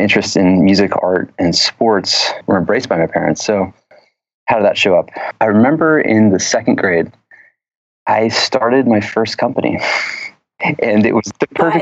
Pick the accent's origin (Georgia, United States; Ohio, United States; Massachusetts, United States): Georgia, United States; a little town outside of Atlanta; now in San Francisco, United States; I grew up in the Deep South in a little town outside of Atlanta, Georgia